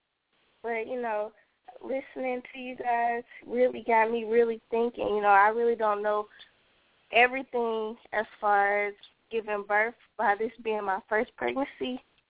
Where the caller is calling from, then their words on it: Atlanta, Georgia, United States; I'm calling from Atlanta.